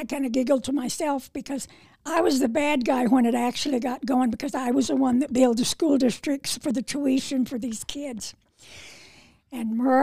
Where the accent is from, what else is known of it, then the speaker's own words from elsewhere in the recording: Goodland, Kansas, United States; also born or lived in Casper, Wyoming; I was born and raised here in Goodland, and then I lived a short stint, about 7 years, in Casper, Wyoming.